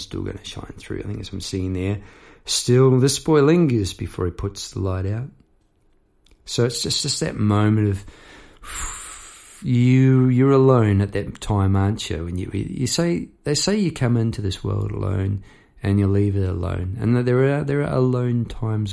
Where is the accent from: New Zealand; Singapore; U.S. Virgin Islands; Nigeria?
New Zealand; Palmerston North, Manawatū-Whanganui; moved away; I'd left my hometown, Palmerst North, behind at that stage